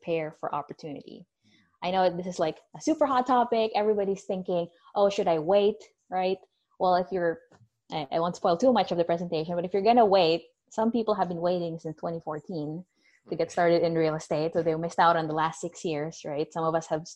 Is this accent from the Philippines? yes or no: yes; Philippines; now in Florida, United States; I'm originally from the Philippines